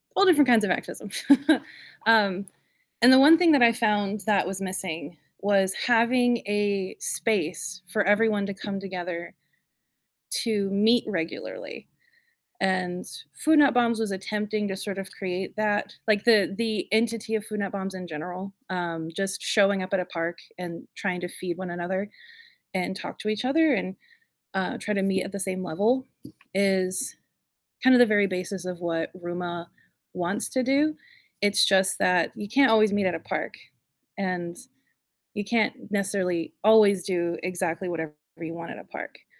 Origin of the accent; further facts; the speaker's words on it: North Carolina, United States; also born or lived in Raleigh; I was born and raised in North Carolina, and I grew up in Raleigh. I grew up in a small town and then moved to Raleigh, and I, I went to high school around here